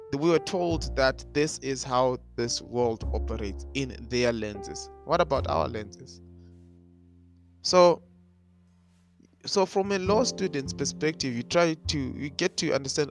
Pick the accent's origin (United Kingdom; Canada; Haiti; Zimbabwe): Zimbabwe; moved away as an adult; I am black and I'm international. I come from Zimbabwe